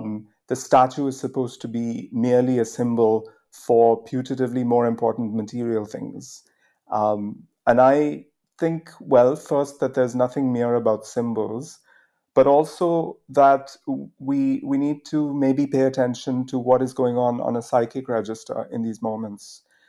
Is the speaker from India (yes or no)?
yes; India; now in United Kingdom; I came to the UK from India on a Rhodes scholarship